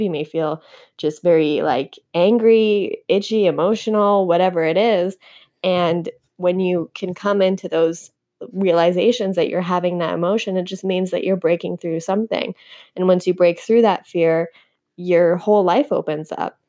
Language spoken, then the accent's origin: English; Canada; moved away as an adult; now in United States; I'm from Canada.